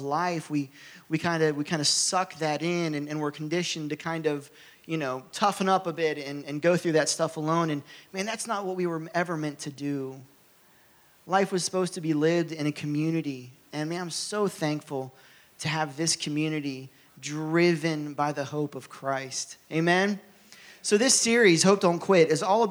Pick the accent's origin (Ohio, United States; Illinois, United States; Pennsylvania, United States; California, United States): Ohio, United States; moved away; So I'm from Ohio